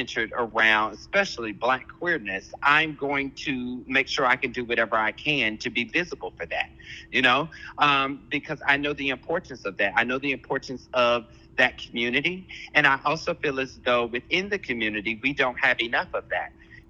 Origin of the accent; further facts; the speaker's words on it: Kansas City, Kansas, United States; So I grew up in Kansas. Okay. I grew up in Kansas City, Kansas.